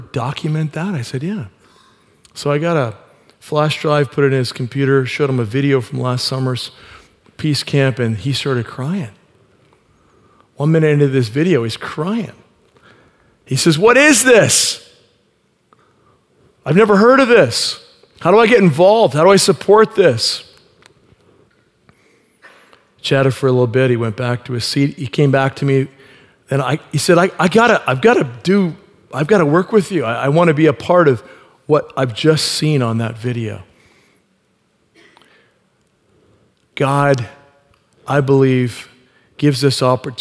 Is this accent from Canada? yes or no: yes; Canada; I said, Canada